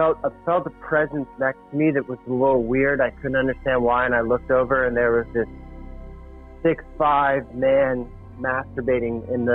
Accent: San Francisco, California, United States; moved away; also born or lived in New York; growing up in San Francisco

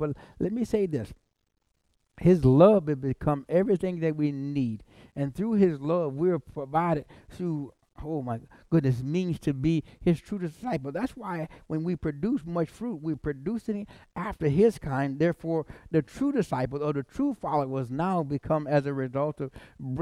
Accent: South Carolina, United States; I'm from South Carolina

